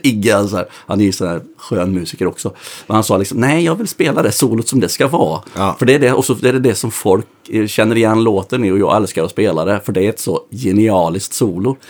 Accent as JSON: {"language": "Swedish", "area": "Västergötland", "region": "Västra Götaland", "country": "Sweden", "said": "Vi är västgötar bägge två"}